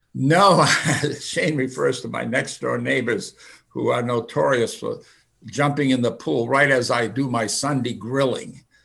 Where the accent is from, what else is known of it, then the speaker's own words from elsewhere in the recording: United States; English is a second language; I was born in a Finnish American home. I did not speak English until I went to the first grade